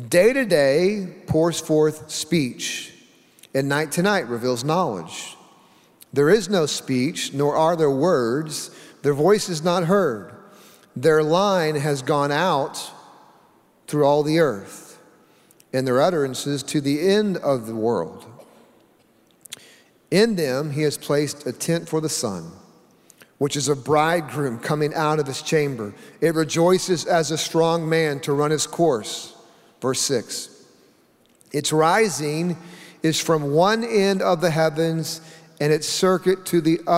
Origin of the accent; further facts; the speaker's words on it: Oklahoma, United States; I grew up in Oklahoma